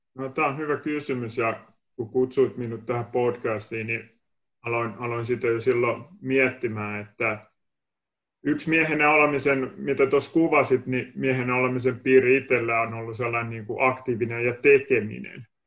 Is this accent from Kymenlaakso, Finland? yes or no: yes; Kotka, Kymenlaakso, Finland; accent: Kotka dialect; moved away; olen Kotkas kotosin ja saattaa tuosta puheesta vähän kuulostaakin toi Kotkan murre edelleen